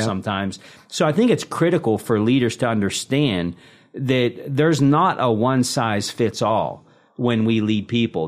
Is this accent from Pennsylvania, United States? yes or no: yes; Pittsburgh, Pennsylvania, United States; born and raised in the Steel City